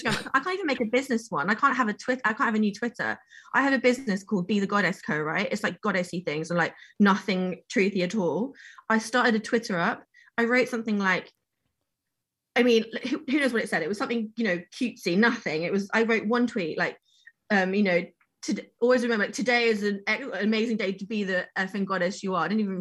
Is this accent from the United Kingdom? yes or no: yes; England, United Kingdom; I'm in fucking England. I'm British.